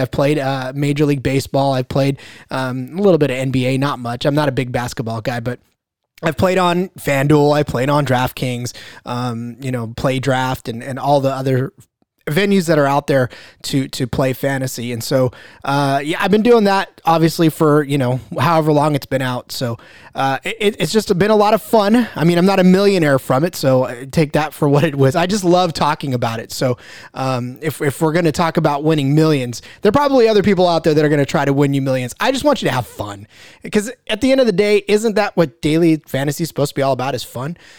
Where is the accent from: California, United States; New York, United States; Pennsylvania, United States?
California, United States; Central Valley; I am from California. I'm from the Central Valley